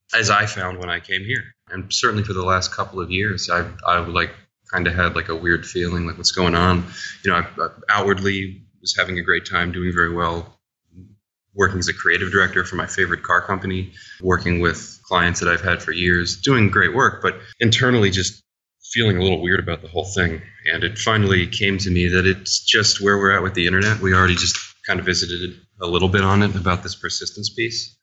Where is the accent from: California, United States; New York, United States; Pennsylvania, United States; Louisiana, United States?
Louisiana, United States; New Orleans; I was raised in New Orleans playing music